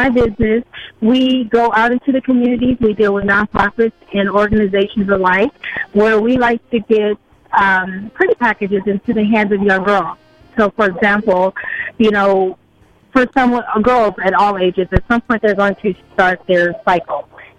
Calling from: Irvine, California, United States; I am calling from the beautiful city of Irvine, California.

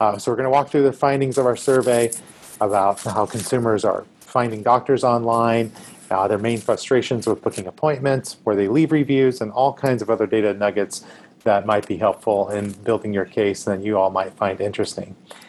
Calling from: Nashville, Tennessee, United States; I am dialing in from Nashville today.

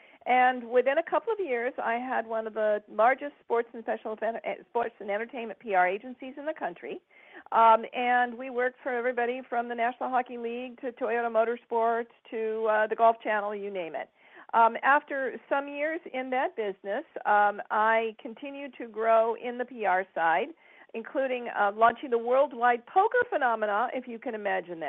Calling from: Westlake Village, California, United States; I'm calling in from Southern California, just outside of Los Angeles, a little place called Westlake Village.

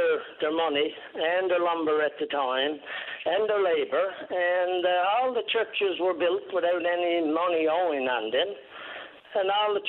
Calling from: Patrick's Cove, Newfoundland and Labrador, Canada; I'm calling from Patrick's Cove in the Cape Shore area.

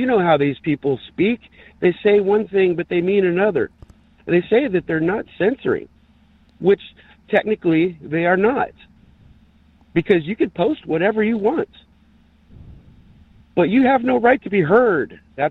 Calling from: San Diego, California, United States; … in San Diego.

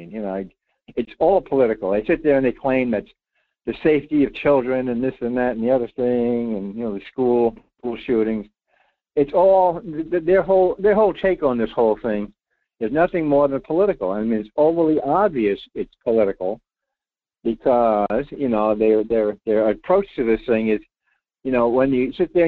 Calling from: Rhode Island, United States; Hey, I'm …. … in Rhode Island. How you been?

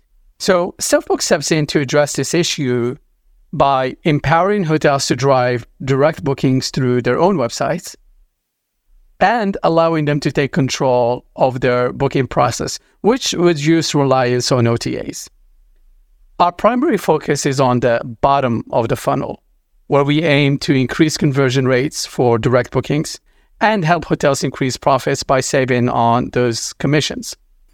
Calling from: Los Angeles, California, United States; I'm calling from Los Angeles today.

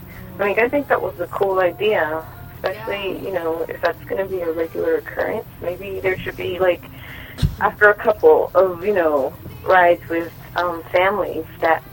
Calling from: Inglewood, California, United States

